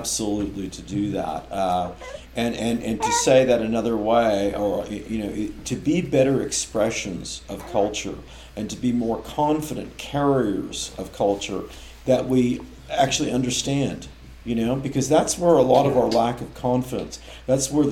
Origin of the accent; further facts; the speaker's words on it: Oakland, California, United States; moved away; also born or lived in Melbourne, Australia; I'm from Oakland, which was famous up until fairly recently for girls' jump rope rhymes